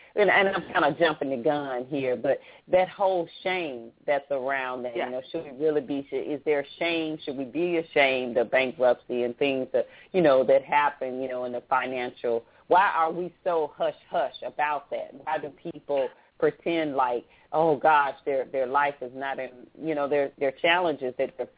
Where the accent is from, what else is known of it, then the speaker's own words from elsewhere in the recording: the South, United States; I'm from the South, and we say, where are your people from?